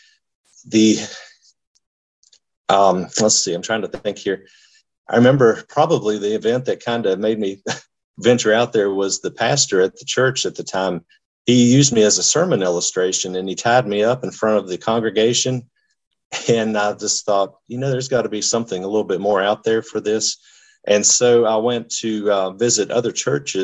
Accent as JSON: {"language": "English", "town": "Harrisonburg", "region": "Virginia", "country": "United States", "tie": "born or raised there", "said": "I am from Harrisonburg, Virginia, which is on it's in the Shenandoah Valley, which is about 2 hours southwest sort of Washington, D.C. And I've lived there my whole life"}